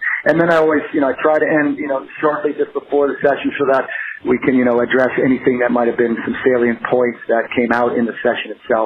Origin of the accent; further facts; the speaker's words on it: New England, United States; I'm from New England